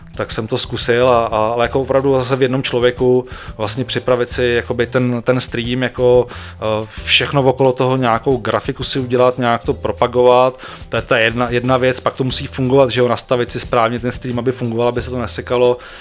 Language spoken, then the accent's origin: Czech; Ústí nad Labem, Ústí nad Labem Region, Czechia; já jsem z Ústí